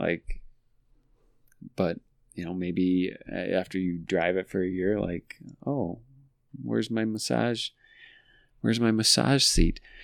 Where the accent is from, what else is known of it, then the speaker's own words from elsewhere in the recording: La Verne, United States; we grew up in Laverne and the dealership was Papick Motors in Laverne